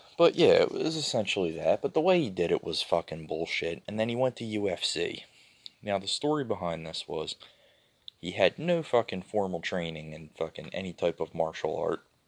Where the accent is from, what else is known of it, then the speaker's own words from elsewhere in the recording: Philadelphia, Pennsylvania, United States; I'm from Philadelphia